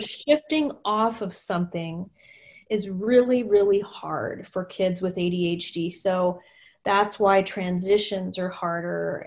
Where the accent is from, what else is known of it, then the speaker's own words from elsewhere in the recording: Texas, United States; moved away as an adult; now in Minnesota, United States; I was new to Minnesota. I'm from Texas, and Minnesota was so different for me